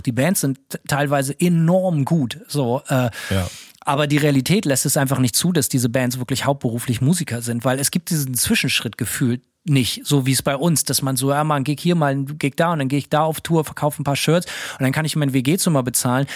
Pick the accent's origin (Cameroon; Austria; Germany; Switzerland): Germany; Bremen; moved away as an adult; now in United States; Ich bin in Bremen aufgewachsen